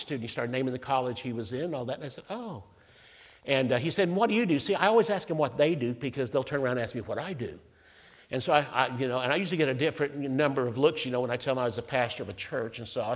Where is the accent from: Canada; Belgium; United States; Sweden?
United States; Tulsa, Oklahoma; I was born in Tulsa, have a United States, you know, citizenship paper